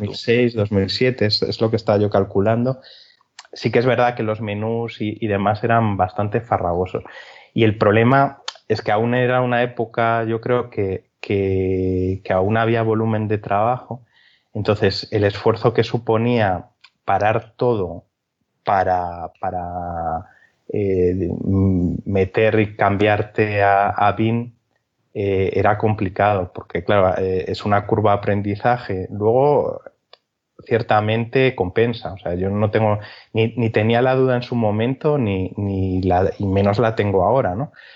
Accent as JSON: {"language": "Spanish", "region": "Galicia", "country": "Spain", "moved": "yes", "lives_now": "Albacete, Spain", "said": "soy gallego"}